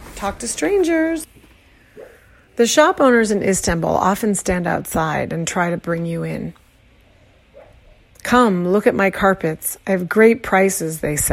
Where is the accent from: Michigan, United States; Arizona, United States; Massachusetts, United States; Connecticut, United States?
Arizona, United States; now in Brooklyn, New York, United States; I was born in Arizona, which is even further away from here